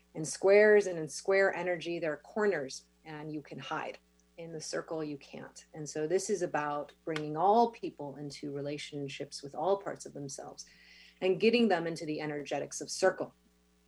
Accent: Mexico City, Mexico; now in Big Island, Hawaii, United States; I was born in Mexico City

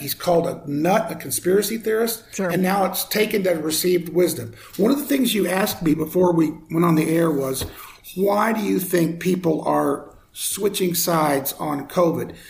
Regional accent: Oklahoma, United States; moved away as an adult; also born or lived in Colorado; now in Denver, United States; I grew up in Oklahoma. I've been in Colorado for 40 something years since I got out of college

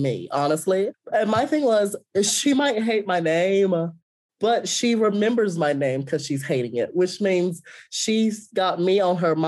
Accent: Ramseur, North Carolina, United States; growing up in Ramsor

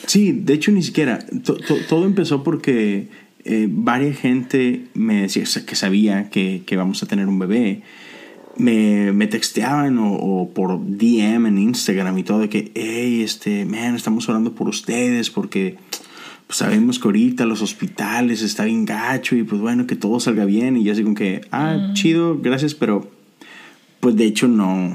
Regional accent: Monterrey, Nuevo León, Mexico; now in Houston, United States; nosotros vivimos en Houston, Texas, no somos de Houston, somos los dos de Monterrey

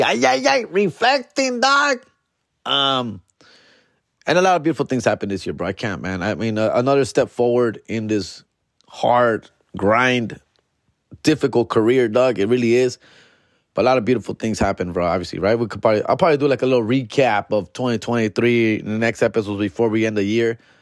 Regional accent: Huntington Park, California, United States; H P, my hometown

